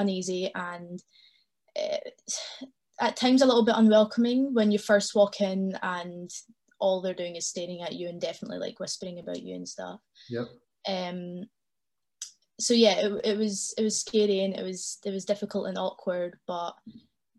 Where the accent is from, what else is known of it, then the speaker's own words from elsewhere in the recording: Glasgow, Scotland, United Kingdom; I was born and raised in Glasgow. I lived here all my life.